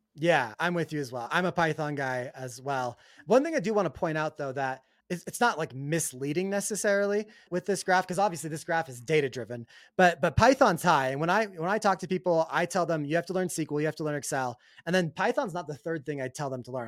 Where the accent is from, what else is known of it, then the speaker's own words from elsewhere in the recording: Salt Lake City, Utah, United States; my hometown of Salt Lake City, Utah